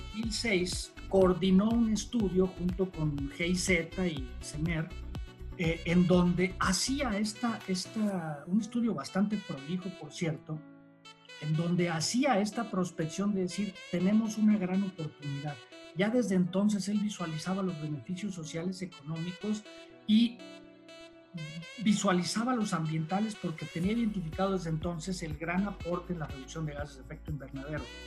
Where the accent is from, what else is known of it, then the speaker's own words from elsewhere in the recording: Mexico; como mexicanos